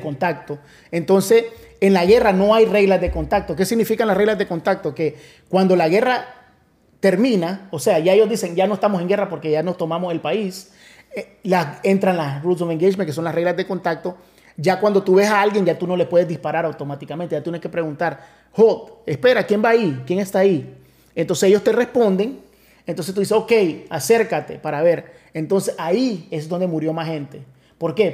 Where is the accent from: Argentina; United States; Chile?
United States; Miami, Florida; moved away as an adult; now in Orlando, United States; yo soy de Miami